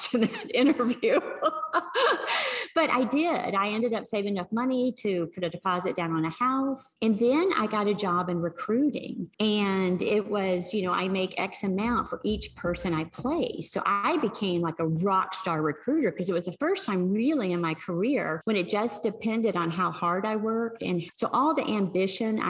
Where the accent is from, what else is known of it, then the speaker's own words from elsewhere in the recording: Arkansas, United States; I grew up in Arkansas.